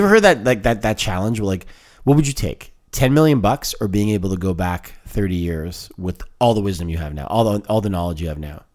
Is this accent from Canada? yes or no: yes; Canada; I, I, I identify as Canadian, but the Italian thing is kind of, it's a, it's a part of who I am.